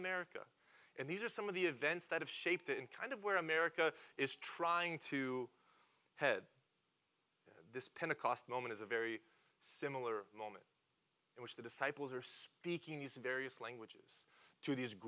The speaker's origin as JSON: {"language": "English", "region": "Oklahoma", "country": "United States", "said": "I'm from Oklahoma."}